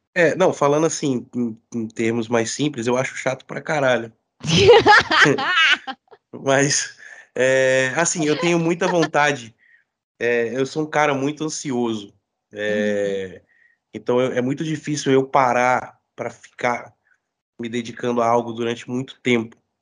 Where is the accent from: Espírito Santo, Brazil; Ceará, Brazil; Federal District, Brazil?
Federal District, Brazil; Brasília; moved away as an adult; also born or lived in Rio de Janeiro; now in São Paulo, Brazil; sou brasiliense, é, morei muito tempo no Rio de Janeiro, voltei para Brasília.